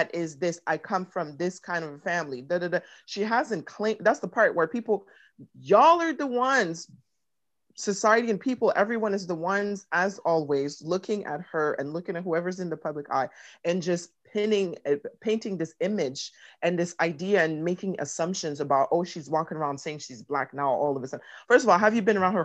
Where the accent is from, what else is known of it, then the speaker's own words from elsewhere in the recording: Canada; now in United States; I'm Canadian or I'm Congolese